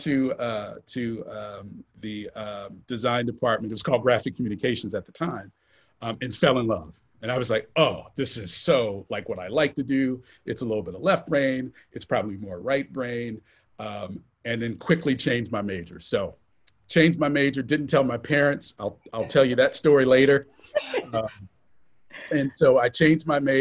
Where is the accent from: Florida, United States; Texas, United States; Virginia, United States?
Florida, United States; Central; moved away as an adult; also born or lived in Cincinnati / Atlanta; I grew up in Central Florida, kind of in the shadows of, you know, tourism and entertainment, and of course, Disney